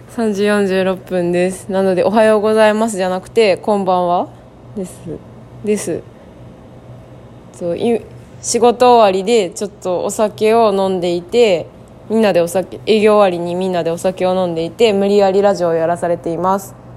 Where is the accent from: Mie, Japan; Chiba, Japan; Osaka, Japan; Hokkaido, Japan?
Chiba, Japan; moved away; 私は千葉県出身で